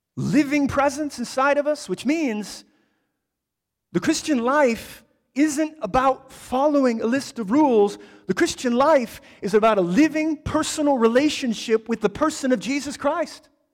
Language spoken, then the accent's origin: English; United States; I'm an American